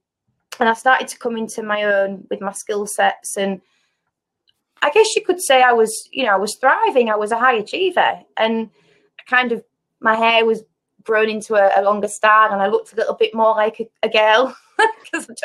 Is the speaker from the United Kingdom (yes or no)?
yes; United Kingdom; I grew up in Eastall.